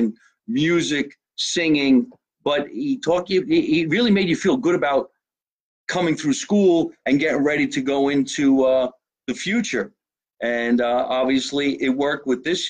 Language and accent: English; Scotch Plains, New Jersey, United States